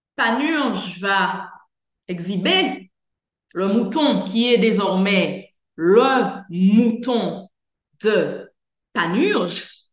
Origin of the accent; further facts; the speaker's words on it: Guadeloupe; chez nous en Guadeloupe